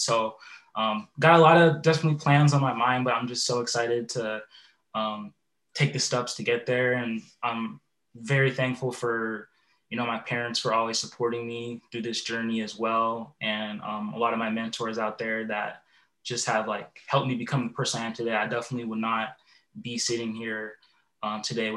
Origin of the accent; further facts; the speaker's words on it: Puyallup, Washington, United States; also born or lived in Phoenix, Arizona / Bellingham, Washington; I grew up in the Puyallup, Tacoma area and attended Puyallup High School